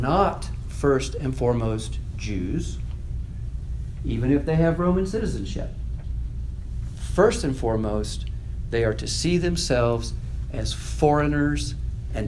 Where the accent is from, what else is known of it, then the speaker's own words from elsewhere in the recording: United States; moved away as an adult; also born or lived in Austria / Poland; the longer we lived outside the United States, the less like Americans we became